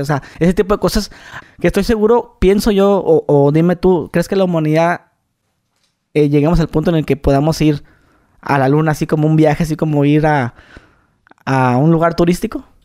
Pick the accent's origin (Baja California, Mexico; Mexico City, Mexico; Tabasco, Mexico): Baja California, Mexico; Mexicali; en Mexicali, yo soy de Mexicali